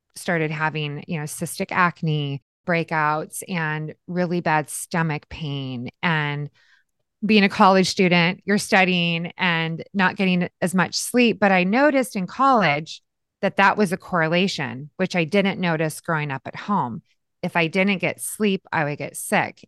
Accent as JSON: {"language": "English", "town": "Yakima", "region": "Washington", "country": "United States", "tie": "born or raised there", "said": "I was born and raised in a little town called Yakima, Washington"}